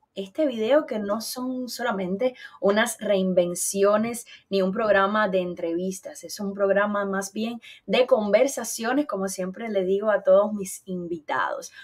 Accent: Eastern Cuba, Cuba; moved away; somos de la zona oriental caliente de Cuba.

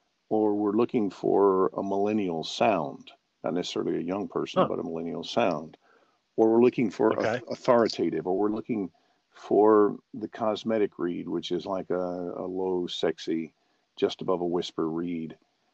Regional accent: Memphis, Tennessee, United States; And it's partly because I was born and raised in Memphis, Tennessee, and so when I sent, it's just right below the surface.

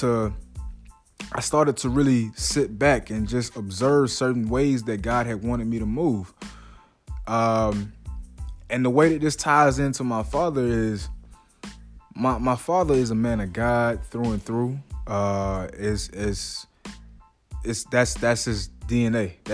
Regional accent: South DeKalb County, Georgia, United States; also born or lived in Gwinnett County, Georgia; I came from South DeKalb County and went to another county in Gwinnett County, right? So I went to high school in Gwinnett County while still living in the south part of DeKalb County.

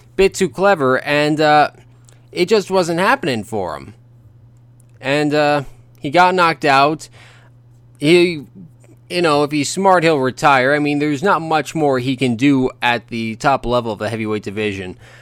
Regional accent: Ontario, Canada; where I grew up in Ontario

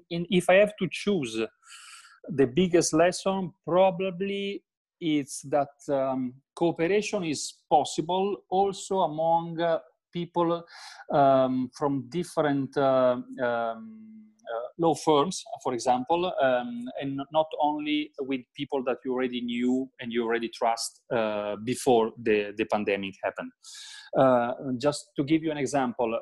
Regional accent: Italy; I'm talking from the Italian perspective

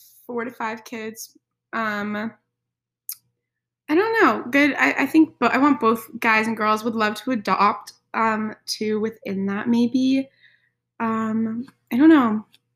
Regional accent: California, United States; I'm from California.

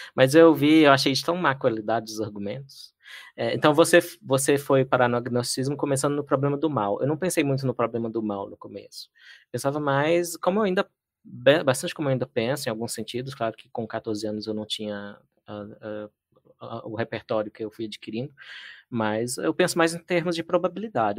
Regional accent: Patos de Minas, Minas Gerais, Brazil; also born or lived in Lagamar; eu sou de Minas, sou do interior de Minas, eh, nasci em Patos de Minas

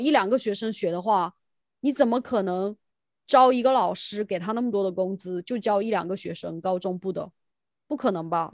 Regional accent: China; now in United Kingdom; 就我们在大陆叫语文嘛

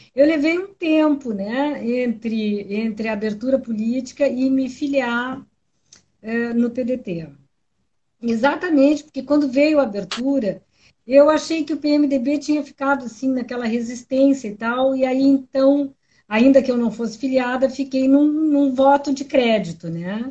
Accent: Pelotas, Rio Grande do Sul, Brazil; Eu sou pelotense

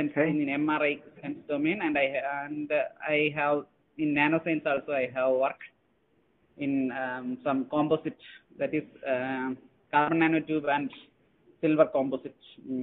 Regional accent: Thiruvananthapuram, Kerala, India; I am coming from Trivandrum, Kerala.

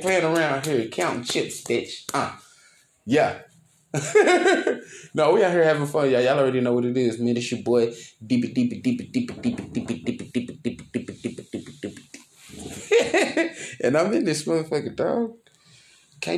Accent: Dallas, Texas, United States; I'm from Dallas and that is Texas.

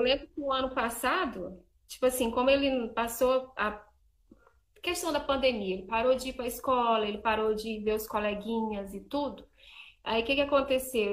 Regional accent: Imperatriz, Maranhão, Brazil; now in Divinópolis, Brazil; eu moro em Divinópolis, Minas Gerais, mas eu sou lá de Imperatriz do Maranhão

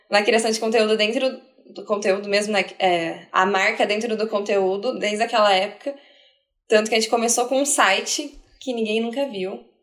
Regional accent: Curitiba, Paraná, Brazil; Porque a gente é de Curitiba. Então a gente já está fora do, do núcleo ali, né?

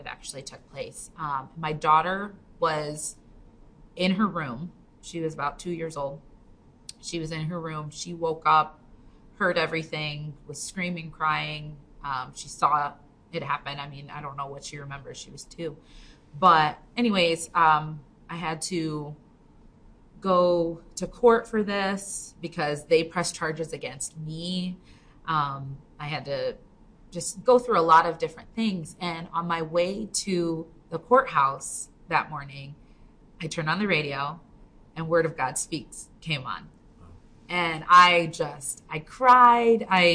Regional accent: Binghamton, New York, United States; also born or lived in Virginia; So originally I grew up in Binghamton, and then I went to college out in Virginia.

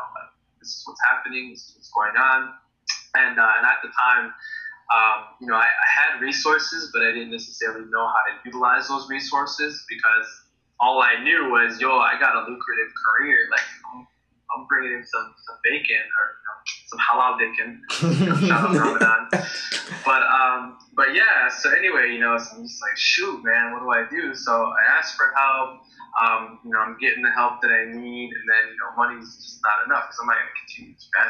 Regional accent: United States; I grew up in the States

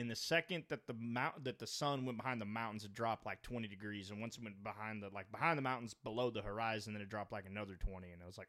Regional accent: the South, United States; I know that we're from the South

